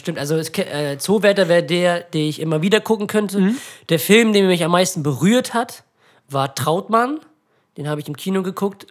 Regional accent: Ratekau, Schleswig-Holstein, Germany; bei uns in Ratekau, in dem kleinen Dorf, wo wir leben

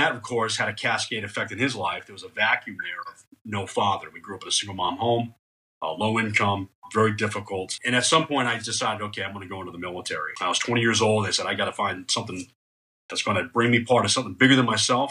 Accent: New England, United States; moved away as an adult; I'm from New England. That's why I talk a little funny

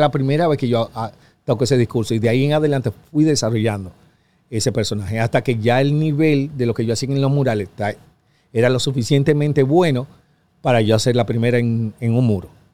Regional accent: Dominican Republic; soy yo de República Dominicana

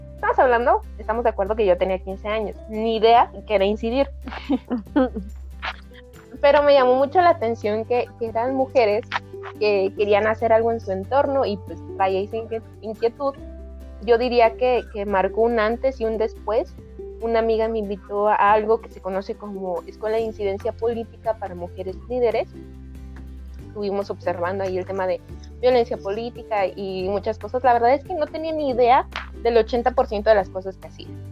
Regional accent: Durango, Mexico; soy de, de Durango, acá del norte

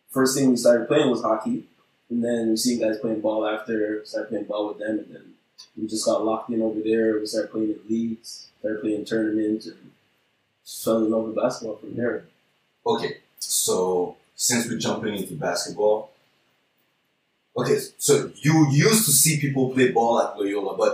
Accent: Haiti; For us, it's kind of normal Haitians. Okay, we come from Haiti and okay, we start playing hockey.

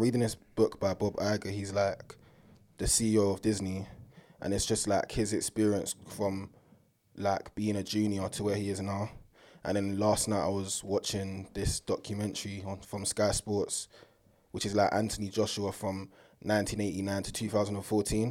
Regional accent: United Kingdom; being British and being born here.

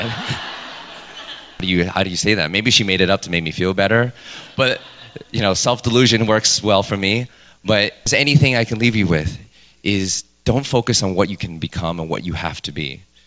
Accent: New York City, New York, United States; I was born and raised in New York

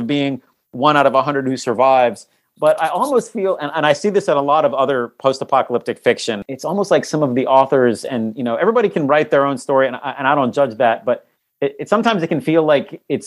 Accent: Norfolk, Virginia, United States; I grew up in Norfolk, Virginia, which is the home of the biggest naval base in the world

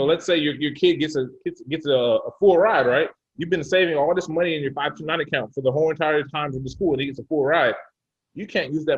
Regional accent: Phoenix, Arizona, United States; also born or lived in Oklahoma City / Dallas; now in Bay Area, United States; I'm from Phoenix, Arizona. I lived in Oklahoma City. I lived in Dallas

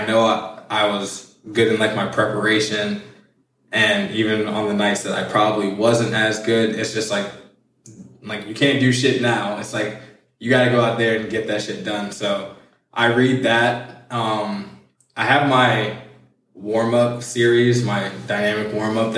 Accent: Virginia, United States; also born or lived in Milwaukee, Wisconsin; now in Florida, United States; I'm from Virginia

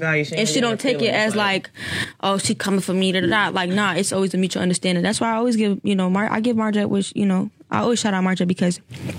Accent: Florida, United States; also born or lived in Arizona; I was born in Arizona. and I came to Florida when I was like 3, going on 4. So ever since I started school down here

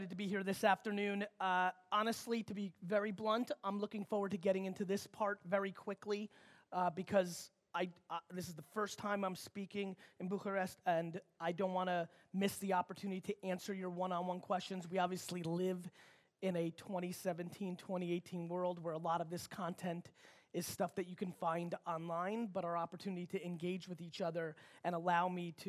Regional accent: New York City, New York, United States; also born or lived in Babruysk, Belarus; I grew up in a very immigrant upbringing, 6, 7, 8 family members in a studio apartment in Queens, New York.

